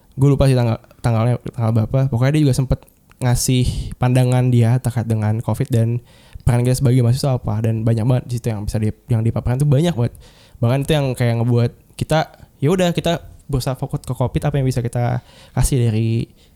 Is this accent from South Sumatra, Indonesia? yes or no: no; Jakarta, Indonesia; also born or lived in Bogor; gue orang Jakarta